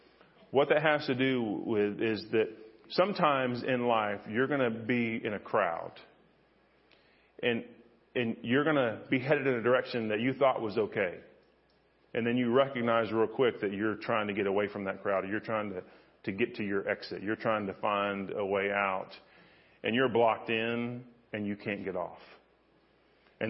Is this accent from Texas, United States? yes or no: yes; Freeport, Texas, United States; also born or lived in Florida / Missouri / Arkansas / Fort Worth; I was born in Florida, and I've lived in Missouri and Arkansas and Fort Worth and Needville and all kind of places. And so I ended up graduating from a town in Freeport, Texas, down on the coast, Surfside, Lake Jackson.